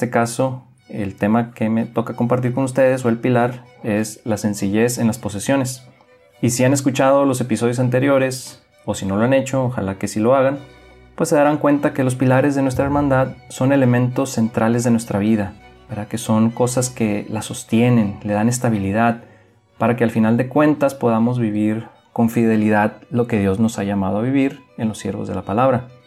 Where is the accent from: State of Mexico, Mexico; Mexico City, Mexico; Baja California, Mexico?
Baja California, Mexico; Mexicali; moved away; soy originario de Mexicali, Baja California y tengo ya 11 años desde que salí de aquellas tierras para lanzarme a la mayor aventura de mi vida